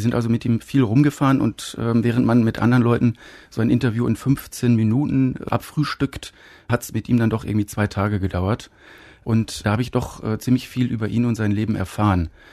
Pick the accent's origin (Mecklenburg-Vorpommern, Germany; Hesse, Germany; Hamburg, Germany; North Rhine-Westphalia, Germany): North Rhine-Westphalia, Germany; Münster; moved away as an adult; also born or lived in Munich; weil ich als Filmemacher von München zurück in meine Heimatstadt Münster gezogen bin